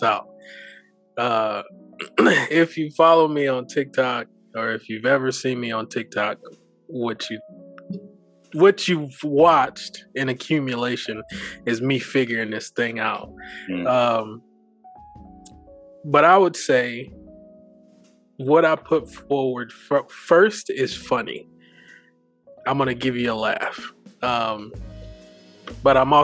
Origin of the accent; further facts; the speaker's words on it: Toledo, Ohio, United States; also born or lived in Kentucky / Columbus, Ohio; Shortly after that, moved to Toledo, Ohio